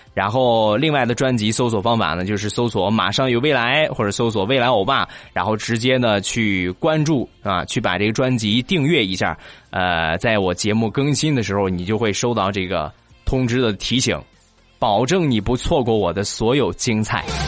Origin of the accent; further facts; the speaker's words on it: Rizhao, Shandong, China; 就是在咱们中国山东日照。 ，啊，也就是我的家乡